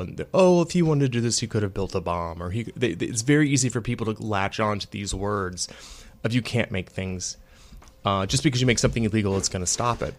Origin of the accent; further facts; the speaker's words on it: Virginia Beach, Virginia, United States; moved away; Virginia Beach, which is actually my hometown